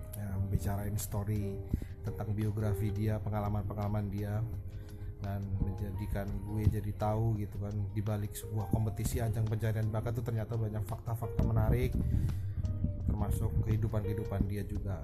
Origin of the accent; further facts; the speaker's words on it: Java, Indonesia; moved away as an adult; now in Jakarta, Indonesia; kita tuh orang Jawa